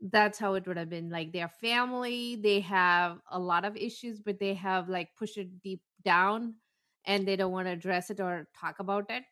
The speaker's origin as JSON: {"language": "English", "region": "South India", "country": "India", "said": "I'm from South and we have a different kind of jewelry"}